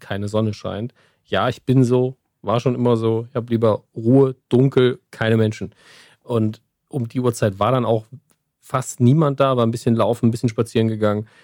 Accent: Saarland, Germany; Ich bin Saarländer, ja. Wir, wir grillen eigentlich automatisch

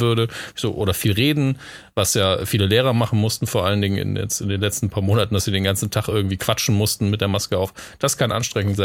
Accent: Merzig, Saarland, Germany; Merzig dran, wo ich aufgewachsen bin

